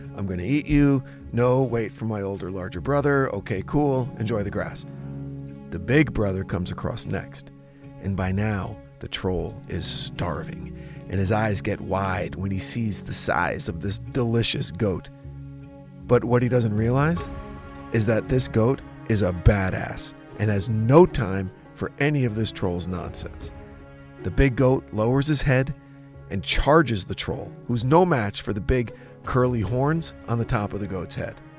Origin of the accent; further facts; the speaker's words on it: Jefferson, New Jersey, United States; the small town of Jefferson, New Jersey, my hometown